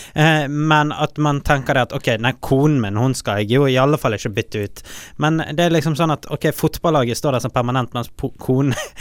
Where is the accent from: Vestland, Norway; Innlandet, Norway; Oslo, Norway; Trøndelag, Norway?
Vestland, Norway; Bergen; also born or lived in Fyllingsdalen, Bergen; Jeg bodde i Åsane til jeg var 12-13 år gammel, eh, som på en måte er en større del av min barndom